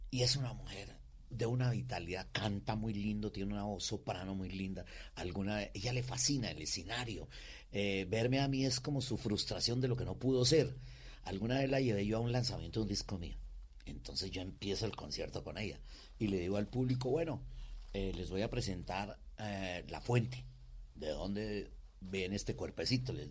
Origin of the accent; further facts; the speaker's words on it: Cali, Valle del Cauca, Colombia; Eh, vivíamos en esa época en la floresta. Acá en Bogotá. No, en Cali.